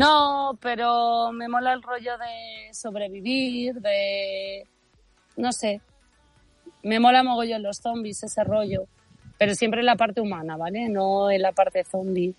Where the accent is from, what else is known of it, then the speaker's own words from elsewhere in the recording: Bembibre, Castile and León, Spain; soy de Benvibre